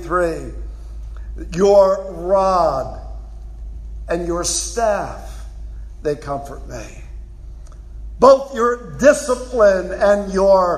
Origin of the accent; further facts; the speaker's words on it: Philadelphia, Pennsylvania, United States; I'm from Philly.